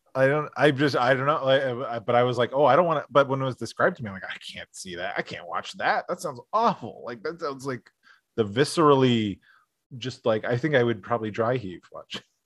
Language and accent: English; Scranton, Pennsylvania, United States; I grew up in Scranton, a lot of Italian American and a lot of Irish American kids